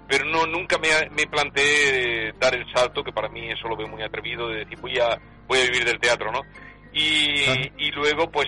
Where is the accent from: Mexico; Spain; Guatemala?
Spain; Andalusia; also born or lived in Catalonia; viví en Cataluña, me encontré muy a gusto, pero yo, yo allí me di cuenta de que yo era andaluz y tenía que, lo poco mucho que yo pudiera hacer, tenía que hacerlo en mi tierra